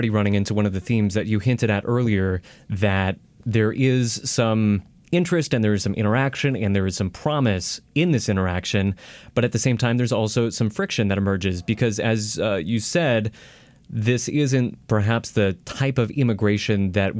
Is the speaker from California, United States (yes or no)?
yes; Milpitas, California, United States; also born or lived in Asia; I'm from Milpitas.